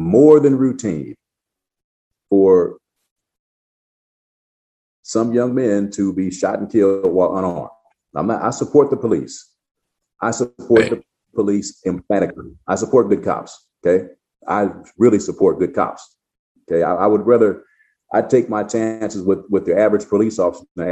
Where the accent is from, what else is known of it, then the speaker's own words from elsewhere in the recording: United States; I'm American who happens to be Black